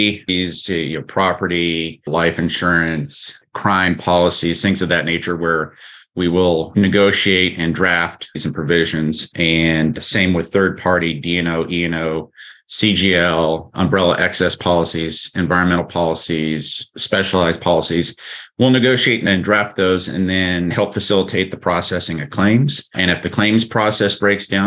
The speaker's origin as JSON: {"language": "English", "region": "Texas", "country": "United States", "also_born_or_lived": "California", "moved": "yes", "said": "I'm originally from Texas and then was out in California for a long time"}